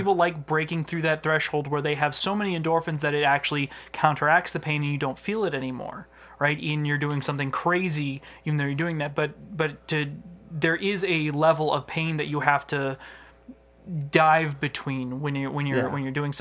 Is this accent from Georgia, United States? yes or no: no; Hawaii, United States; I was born in Hawaii